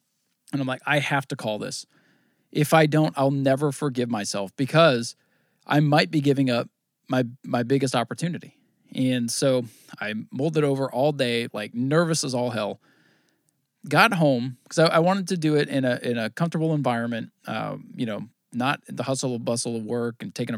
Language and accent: English; Vermont, United States; I grew up in Vermont, watched Thunder Road, watched, you know, Plattsburgh, all this stuff.